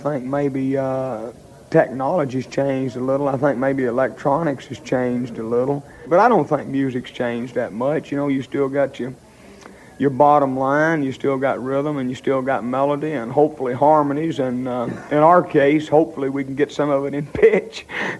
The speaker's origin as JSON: {"language": "English", "country": "Canada", "said": "the rest of the fellas feel as much American as I do Canadian."}